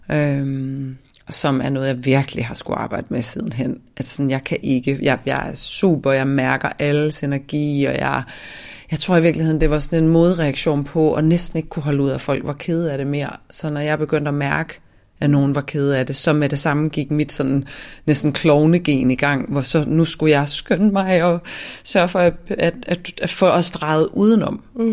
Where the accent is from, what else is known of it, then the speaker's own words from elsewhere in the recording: Svendborg, Southern Denmark, Denmark; also born or lived in Ærø; jeg voksede op i Svendborg, øhm, på Syfyn og på Ærø